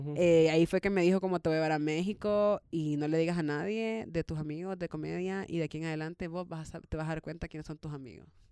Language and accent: Spanish; El Salvador; como yo soy salvadoreña